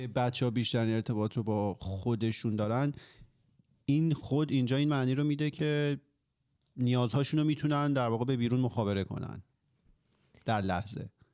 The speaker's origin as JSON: {"language": "Persian", "country": "Iran", "tie": "born or raised there", "said": "ماهایی که حالا توی جمهوری اسلامی به دنیا اومدیم و بزرگ شدیم"}